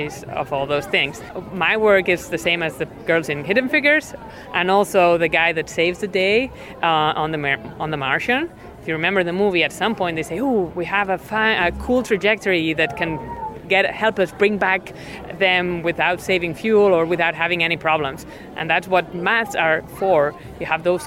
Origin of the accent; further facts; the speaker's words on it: Spain; moved away; I'm not from the US, I'm from Spain